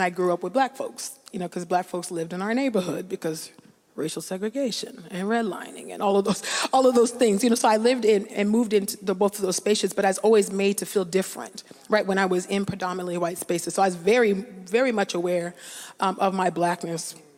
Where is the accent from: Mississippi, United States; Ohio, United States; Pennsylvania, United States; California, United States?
California, United States; growing up in California, which is not as progressive as people like to think.